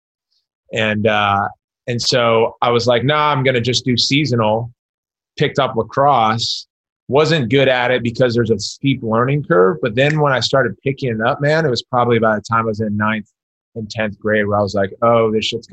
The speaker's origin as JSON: {"language": "English", "town": "Montgomery Village", "region": "Maryland", "country": "United States", "tie": "born or raised there", "said": "I grew up in Maryland"}